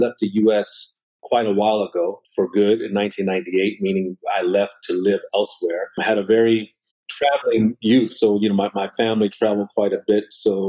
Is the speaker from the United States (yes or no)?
yes; Philadelphia, Pennsylvania, United States; also born or lived in Caribbean; now in Cape Town, South Africa; I'm born in the U.S., Philadelphia, so not too far from where you are right now.